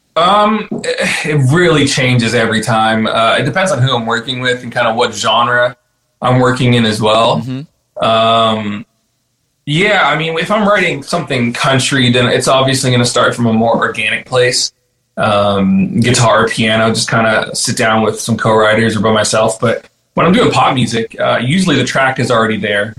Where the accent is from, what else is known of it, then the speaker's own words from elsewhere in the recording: Burlington, Ontario, Canada; moved away as an adult; also born or lived in Peterborough, Canada; now in Nashville, United States; I was born in, in Peterborough and spent some time there, and then uh, yeah, I mean, I, the majority of my time I grew up in Burlington.